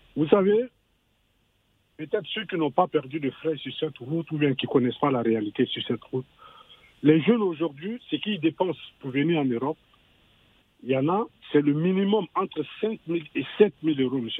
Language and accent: French; Côte d’Ivoire; moved away; je suis né, je suis né en Côte d'Ivoire